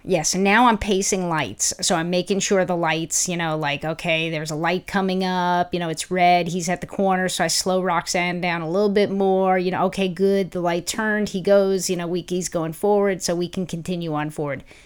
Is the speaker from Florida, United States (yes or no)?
no; New York, United States; now in Los Angeles, United States; I'm From New York